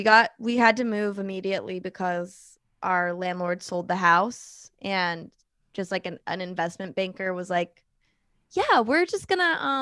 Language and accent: English; New York, United States; I grew up like near the Adirondacks, and like I went to a summer camp in Lake Placid.